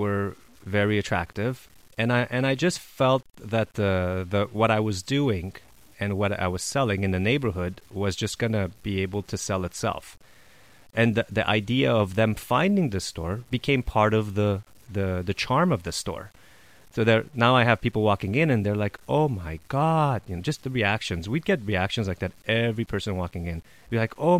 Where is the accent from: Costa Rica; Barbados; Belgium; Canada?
Canada; Montreal, Quebec; moved away; also born or lived in Los Angeles, California; I'm from Montreal